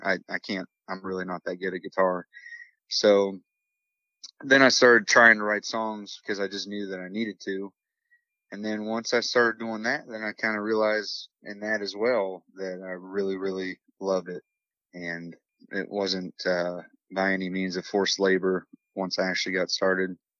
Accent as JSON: {"language": "English", "town": "Morgantown", "region": "West Virginia", "country": "United States", "tie": "born or raised there", "said": "I'm from Morgantown, West Virginia, born and raised"}